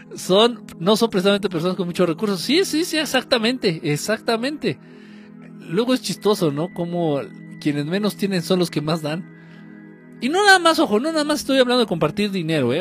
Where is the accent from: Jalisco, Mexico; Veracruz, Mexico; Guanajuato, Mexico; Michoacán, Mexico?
Michoacán, Mexico; en Michoacán, de donde soy